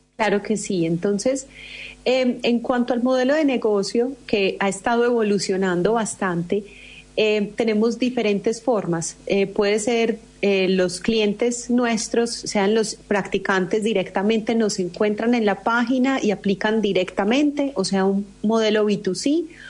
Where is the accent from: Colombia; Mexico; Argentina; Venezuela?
Colombia; soy colombiana.